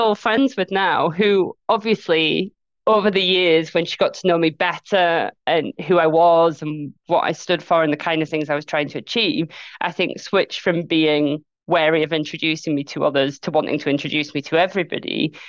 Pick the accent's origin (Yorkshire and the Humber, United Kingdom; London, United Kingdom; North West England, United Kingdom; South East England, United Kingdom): Yorkshire and the Humber, United Kingdom; Leeds; And then when I opened my mouth and said, "Oh yeah … I'm from Leeds,"